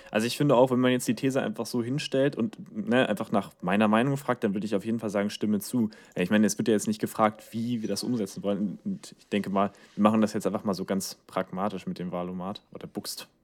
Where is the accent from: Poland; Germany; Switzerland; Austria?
Germany; wir als Deutsche